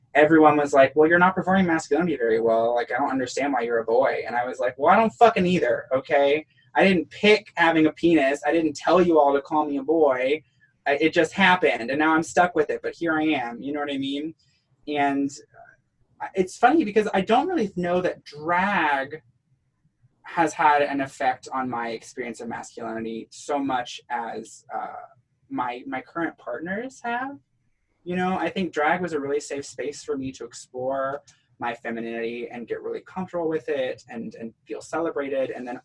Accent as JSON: {"language": "English", "region": "the South", "country": "United States", "accent": "Southern", "said": "let me like drop my voice and bring out my old Southern accent and move furniture for them."}